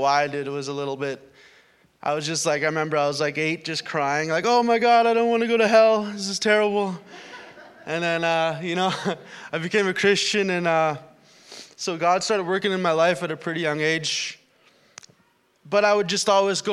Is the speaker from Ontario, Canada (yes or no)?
no; Winnipeg, Manitoba, Canada; moved away as an adult; now in Thunder Bay, Canada; I came from the Winnipeg area.